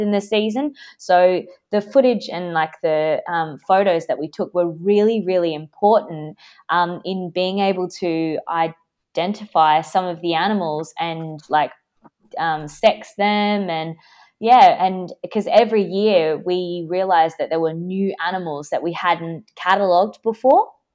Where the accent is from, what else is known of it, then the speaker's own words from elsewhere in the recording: Perth, Western Australia, Australia; I grew up, like, by the beach in my hometown, Perth, in Western Australia